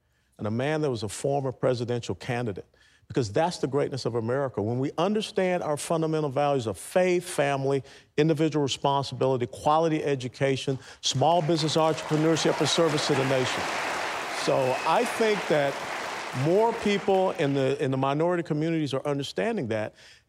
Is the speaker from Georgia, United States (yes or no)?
yes; Atlanta, Georgia, United States; I was born just right down the road in Atlanta, Georgia. As a matter of fact, it was 59 years ago today that I was born in Atlanta, Georgia.